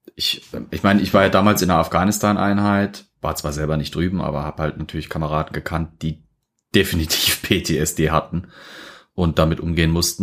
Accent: Germany; bei uns in Deutschland

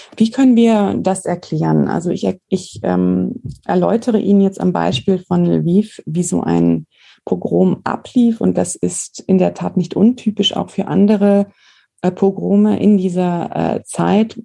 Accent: Germany; als deutsche Staatsbürger

